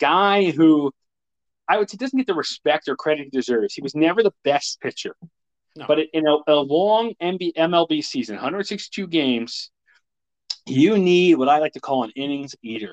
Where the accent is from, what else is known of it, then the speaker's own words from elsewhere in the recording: New Jersey, United States; growing up in New Jersey